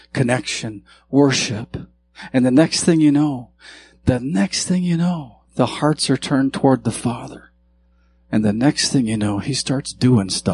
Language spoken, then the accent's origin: English; Montana, United States; I grew up in Montana